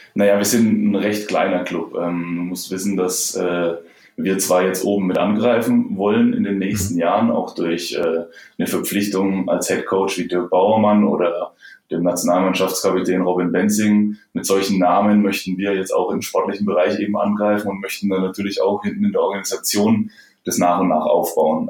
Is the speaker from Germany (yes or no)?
yes; Germany; Bei uns in Deutschland